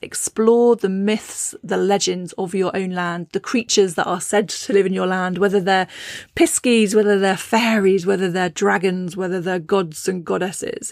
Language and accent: English; Cornwall, South West England, United Kingdom; also born or lived in Shropshire; now in Herefordshire, United Kingdom; I grew up in Cornwall, the land of piskies and brownies